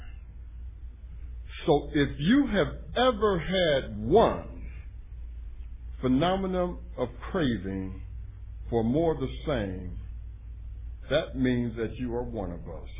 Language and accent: English; Cleveland, Ohio, United States; my hometown